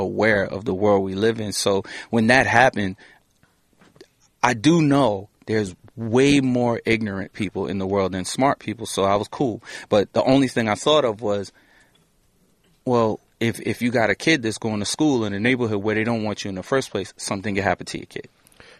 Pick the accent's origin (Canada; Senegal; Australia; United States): United States; New York City, New York; I'm from Crown Heights